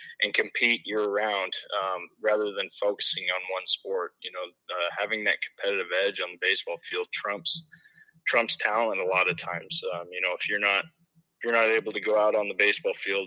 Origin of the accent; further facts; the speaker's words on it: Mid-Prairie, Iowa, United States; came back to my hometown here. I graduated from Mid Prairie